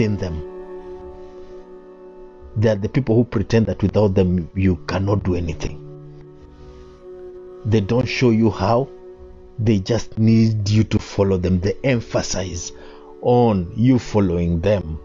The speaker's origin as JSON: {"language": "English", "country": "Kenya", "said": "I am a Kenyan and I like our Constitution 2010"}